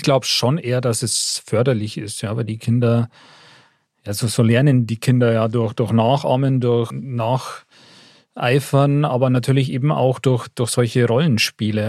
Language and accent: German; Upper Bavaria, Germany; ich als Oberbayer